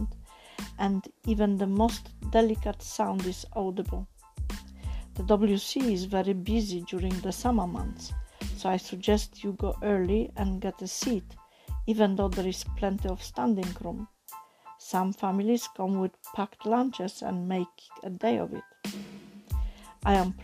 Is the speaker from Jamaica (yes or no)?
no; Poland; first language Polish; English is a second language; now in United Kingdom; as you probably gather from my accent, I am not English born, I am born in Poland